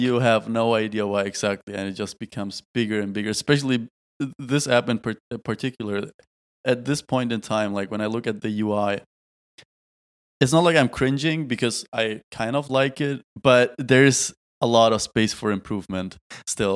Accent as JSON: {"language": "English", "town": "Tübingen", "region": "Baden-Württemberg", "country": "Germany", "tie": "born or raised there", "moved": "as an adult", "lives_now": "Berlin, Germany", "said": "back in our beautiful hometown in Tübingen. Now I'm back home in Berlin."}